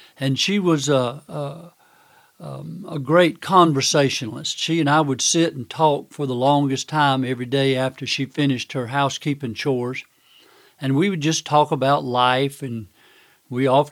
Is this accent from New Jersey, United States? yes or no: no; Manning, South Carolina, United States; I lived with my grandmother and grandfather in my hometown of Manning, South Carolina.